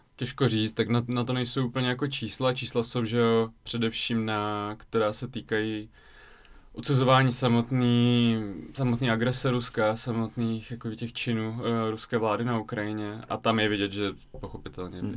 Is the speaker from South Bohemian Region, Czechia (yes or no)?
yes; České Budějovice, South Bohemian Region, Czechia; also born or lived in Voronezh, Russia / Zlín; now in Prague, Czech Republic; já jsem vlastně vyrůstal v Ledenicích a potom v Českých Budějovicích od pěti let